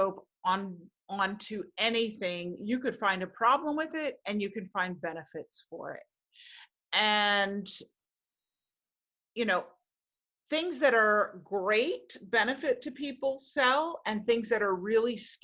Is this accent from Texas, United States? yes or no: no; New York City, New York, United States; I grew up in Manhattan